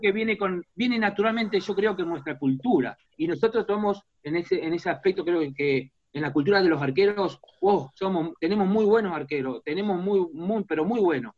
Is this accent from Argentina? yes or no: yes; Argentina; moved away as an adult; now in San Jose, United States; como argentino, como sudamericano